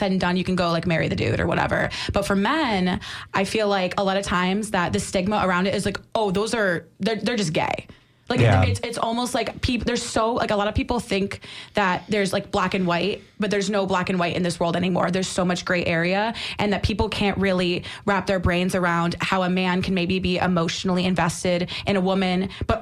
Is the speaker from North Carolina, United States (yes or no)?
no; upstate New York, United States; now in St. Petersburg, United States; I'm from upstate